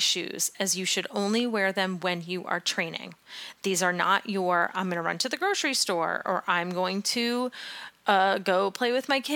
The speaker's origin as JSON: {"language": "English", "region": "New England", "country": "United States", "tie": "born or raised there", "said": "growing up in New England, living in New England, running in New England"}